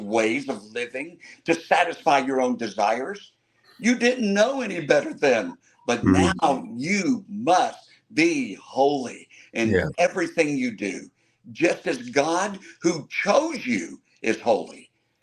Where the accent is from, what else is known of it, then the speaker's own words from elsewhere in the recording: Tampa, Florida, United States; I was born and reared in Tampa, Florida